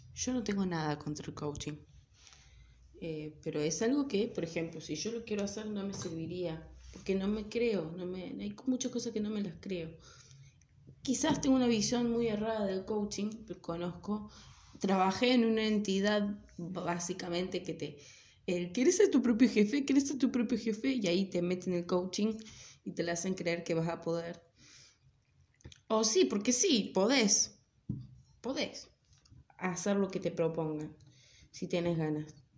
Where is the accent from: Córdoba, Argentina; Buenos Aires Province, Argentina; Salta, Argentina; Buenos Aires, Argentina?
Córdoba, Argentina; accent: Cordobés; soy cordobesa, acuérdense que me como un montón de letras, la pronunciación de las, de las R's, trato de ser lo más neutral que puedo, ¿sí? Pero bueno está en la sangre. Ah, no, bueno, qué sé yo, nací acá